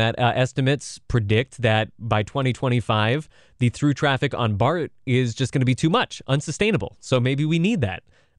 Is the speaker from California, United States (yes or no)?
yes; Milpitas, California, United States; I grew up in Milpitas